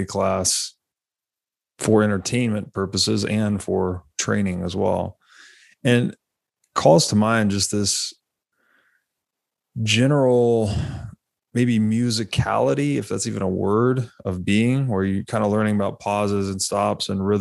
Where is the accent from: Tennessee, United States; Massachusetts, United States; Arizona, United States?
Tennessee, United States; moved away; I grew up in Tennessee